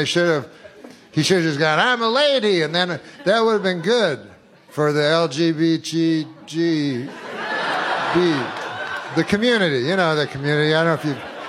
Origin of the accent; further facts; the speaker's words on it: Canada; I remember, because I'm from Canada, so I remember he was in the 72 Olympics